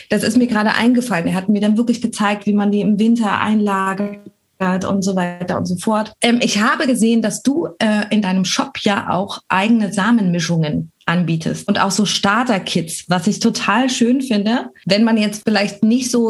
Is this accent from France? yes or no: yes; France; Ich sag Balkon, aber ich komme auch aus Frankreich.